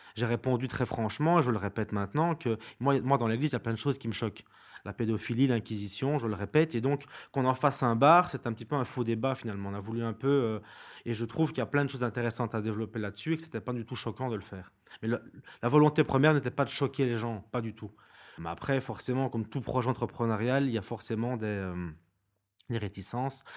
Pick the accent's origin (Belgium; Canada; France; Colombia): Belgium; Binche, Wallonia; Je suis de Binche, donc j'ai grandi à Binche